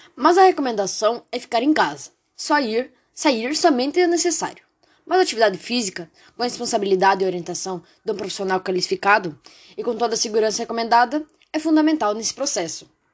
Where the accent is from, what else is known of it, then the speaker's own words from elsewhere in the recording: Brazil; sou de Itavuano